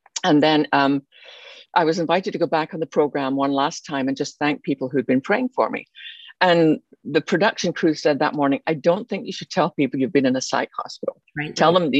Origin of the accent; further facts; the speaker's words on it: Scotland, United Kingdom; moved away as an adult; now in Texas, United States; You could probably tell by my accent, although I live in Texas now, I didn't start there. I was born in Scotland.